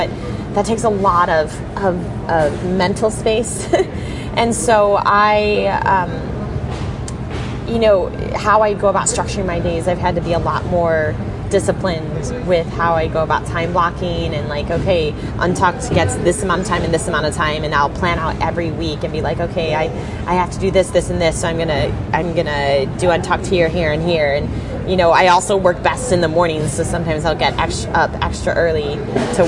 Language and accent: English; Midwest, United States; accent: Midwest; my Midwest accent